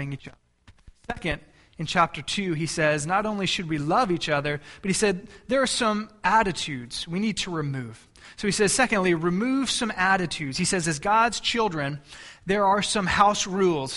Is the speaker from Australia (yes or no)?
no; Texas, United States; moved away; I'm from Texas